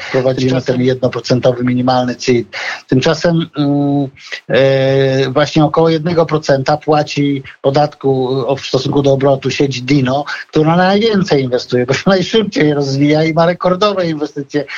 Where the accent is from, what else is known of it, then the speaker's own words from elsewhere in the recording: Podlaskie Voivodeship, Poland; ja tam jestem chłopak z Podlasia